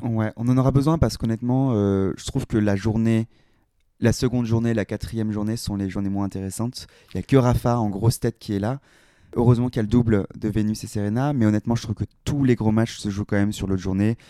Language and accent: French; France; on est français